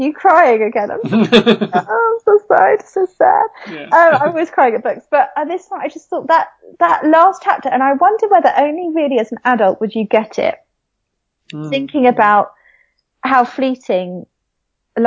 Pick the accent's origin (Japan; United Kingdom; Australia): United Kingdom; London; I grew up in Southeast London with a tiny strip of grass and concrete as my back garden